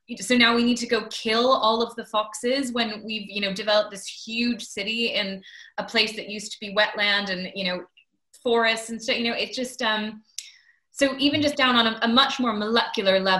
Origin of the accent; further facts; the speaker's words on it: Maine, United States; now in London, United Kingdom; I grew up in Maine